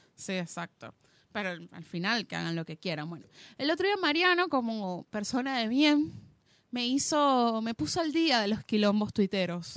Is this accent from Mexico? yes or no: no; Venezuela; moved away; nací en Venezuela